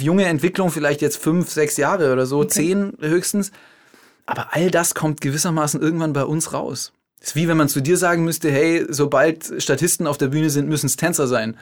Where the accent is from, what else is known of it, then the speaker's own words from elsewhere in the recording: Germany; moved away as an adult; also born or lived in Switzerland; Ich komme vom Bodensee, aber vom deutschen Ufer